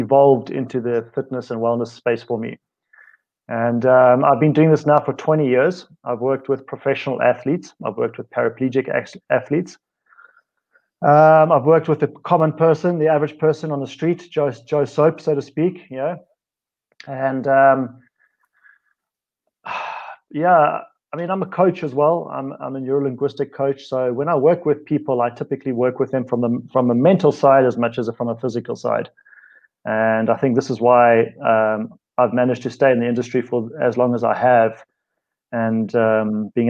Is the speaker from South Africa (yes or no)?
yes; South Africa; accent: South African; my accent is South African. I grew up in a very sporting environment